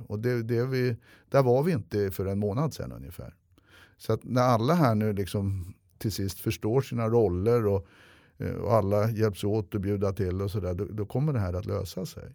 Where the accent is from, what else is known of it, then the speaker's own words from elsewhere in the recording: Stockholm, Stockholm County, Sweden; jag är uppväxt i Hökarängen med mycket ligister och gangster